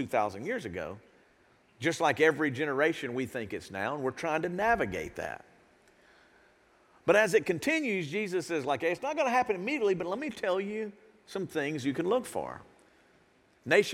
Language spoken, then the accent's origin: English; United States; as an American